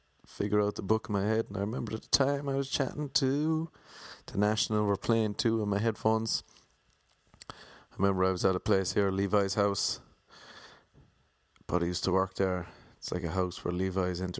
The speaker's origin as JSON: {"language": "English", "country": "Ireland", "accent": "Irish", "moved": "yes", "lives_now": "Los Angeles, United States", "said": "I had an Irish accent"}